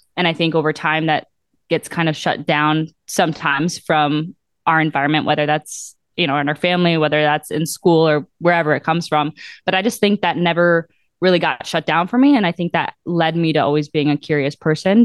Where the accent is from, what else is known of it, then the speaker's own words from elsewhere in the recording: Mosinee, Wisconsin, United States; moved away as an adult; now in Milwaukee, United States; Growing up in central Wisconsin, and then I moved to Milwaukee for school, and then I stayed